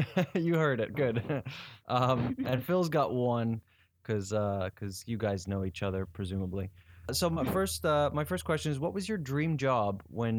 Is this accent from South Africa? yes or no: yes; South Africa; when I went to Twickenham Stadium in London as a South African fan to watch England play South Africa, I was sitting amongst English people